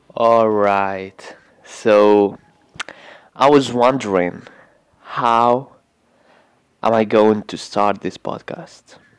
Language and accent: English; Tunisia; I'm from Tunisia, yeah, I'm 18 years old